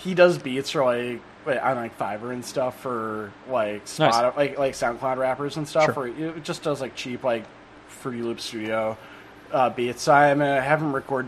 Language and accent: English; Minnesota, United States; It's a very Minnesotan thing to not drink the last of anything or eat the last of anything